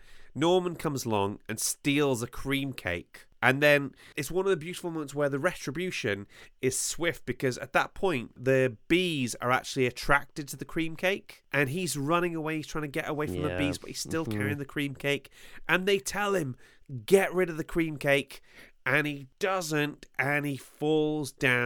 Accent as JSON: {"language": "English", "region": "Wales", "country": "United Kingdom", "said": "I'm Welsh. Everybody in Wales knows everybody else."}